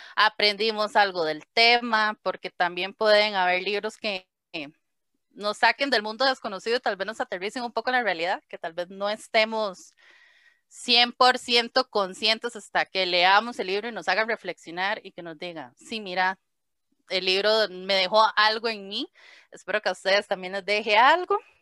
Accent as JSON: {"language": "Spanish", "region": "Heredia", "country": "Costa Rica", "said": "soy de Heredia, Costa Rica"}